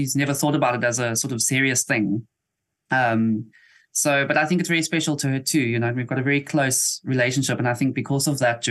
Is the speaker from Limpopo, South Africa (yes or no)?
no; Eastern Cape, South Africa; also born or lived in East London; I've been in the Eastern Cape pretty much my whole life